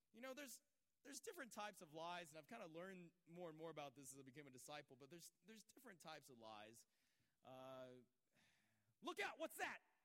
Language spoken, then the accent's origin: English; Georgia, United States; moved away; also born or lived in Los Angeles; I grew up around churches in Georgia.